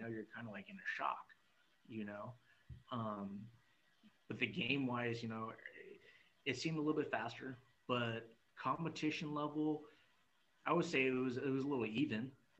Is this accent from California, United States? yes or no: yes; Fresno, California, United States; I'm from Fresno, California.